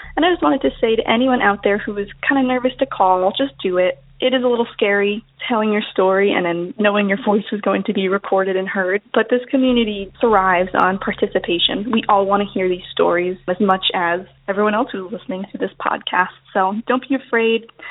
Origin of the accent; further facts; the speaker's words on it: Outer Banks, North Carolina, United States; now in New York, United States; I grew up in North Carolina on the Outer Banks